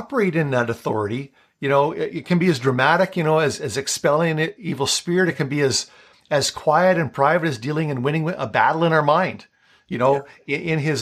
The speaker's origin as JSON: {"language": "English", "town": "Flin Flon", "region": "Manitoba", "country": "Canada", "said": "I'm from Flin Flon."}